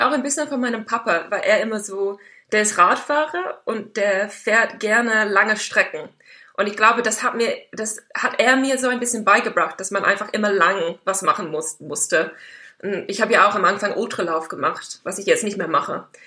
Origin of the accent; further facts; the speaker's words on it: Dartmoor, South West England, United Kingdom; German is a second language; moved away as an adult; now in Germany; Ich bin auf dem Land aufgewachsen, auf einem Bauernhof